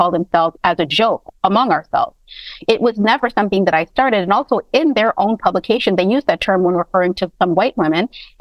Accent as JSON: {"language": "English", "town": "Toronto", "region": "Ontario", "country": "Canada", "tie": "born or raised there", "moved": "yes", "lives_now": "United States", "said": "I was raised in Toronto, and then I moved to the United States."}